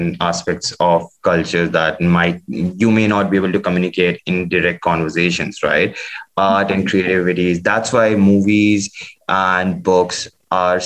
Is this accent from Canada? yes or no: no; India; being Indian